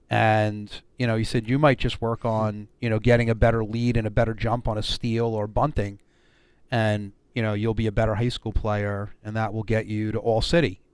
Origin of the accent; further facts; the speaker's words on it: Brooklyn, New York, United States; born and raised in Brooklyn, New